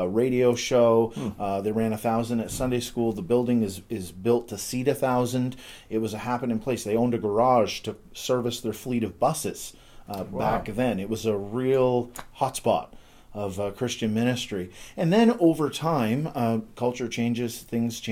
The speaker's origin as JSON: {"language": "English", "town": "Yarmouth", "region": "Nova Scotia", "country": "Canada", "tie": "born or raised there", "said": "I grew up in Yarmouth, Nova Scotia, small town of about 7,000 people on the southern tip of Nova Scotia"}